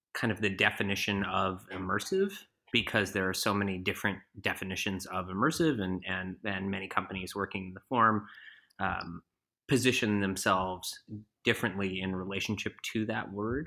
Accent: Bloomington, Indiana, United States; also born or lived in Vermont; I was born in Vermont, but I grew up in southern Indiana, just outside of Bloomington

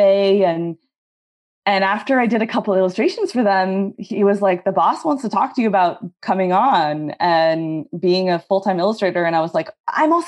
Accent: Northern California, United States; also born or lived in Tacoma / Oakland; I grew up in Northern California

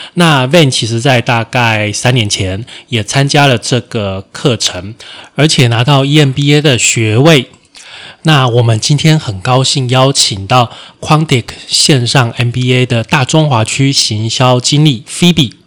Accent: Taiwan; 身为台湾人

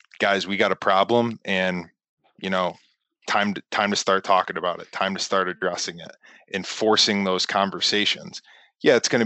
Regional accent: Western New York, United States; I'm from Western New York in a predominantly white conservative community

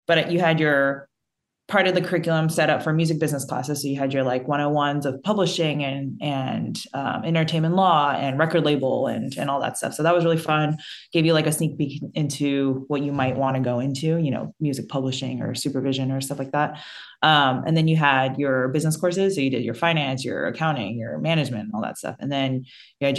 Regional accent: New Jersey, United States; moved away as an adult; also born or lived in New York City; now in Austin, United States; I am from New Jersey, born and raised, and went to school in New York City, and then moved to Austin back in 2013.

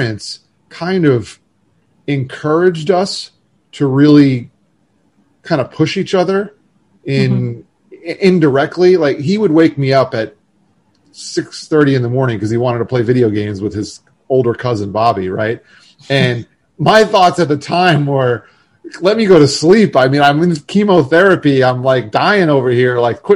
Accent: Florida, United States; moved away; I was from Florida and had moved back for grad school

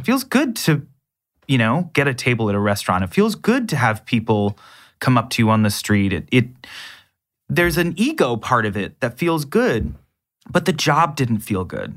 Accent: Canada; accent: North American; being Canadian

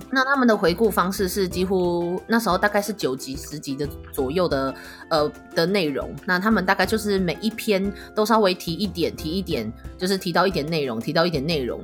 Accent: Taiwan; 以我们就是台湾人的感受来说

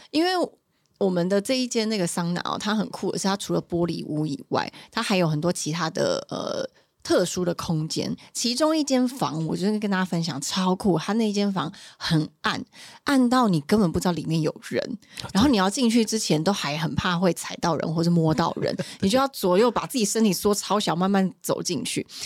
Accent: Taiwan; 我是从台湾来的

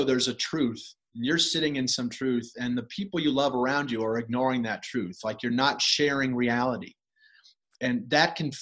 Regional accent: United States; as an American physician

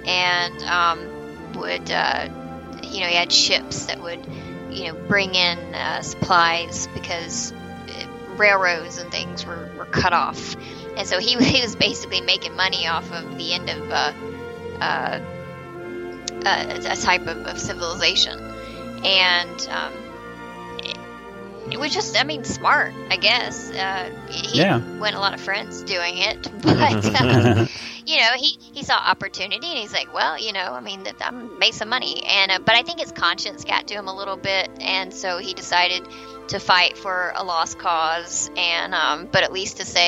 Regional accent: the South, United States; I live in the South and I'm a Southerner

